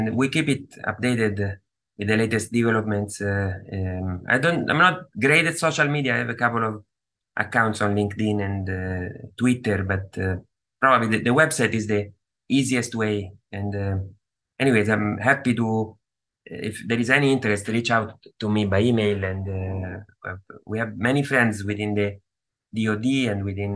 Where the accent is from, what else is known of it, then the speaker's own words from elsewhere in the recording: Rome, Lazio, Italy; moved away as an adult; also born or lived in Austin, Texas; now in New York, United States; I grew up in Italy